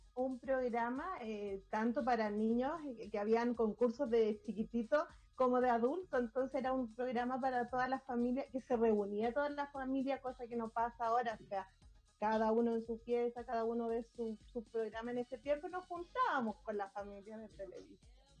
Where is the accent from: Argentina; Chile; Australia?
Chile; Calama, Antofagasta; Rodrigo y yo somos de Calama